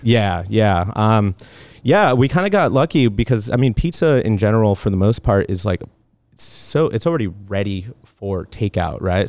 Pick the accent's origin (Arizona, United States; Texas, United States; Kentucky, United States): Arizona, United States; Tucson; moved away as an adult; also born or lived in Los Angeles, California / Long Beach, California; now in California, United States; I'm originally from Tucson, Arizona. I moved out here to California about, I don't know, uh, little over ten years. I moved out here when I was nineteen